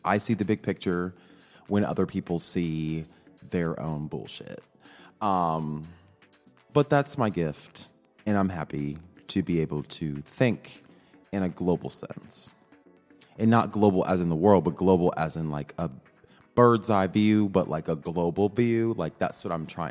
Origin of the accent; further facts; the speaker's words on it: rural Midwest, United States; I'm a Midwesterner, you know, very normal. I talk, my proximity to whiteness is pretty close because I grew up in just a more conservative rural part of the Midwest